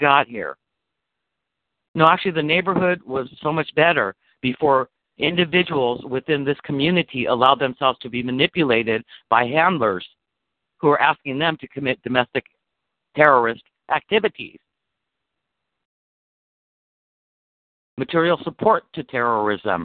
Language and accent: English; United States; I'm an American motherfucker